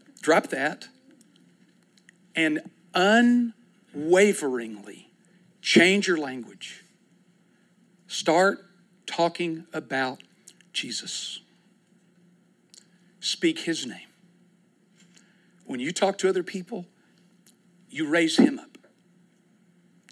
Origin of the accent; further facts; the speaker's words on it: United States; I grew up in America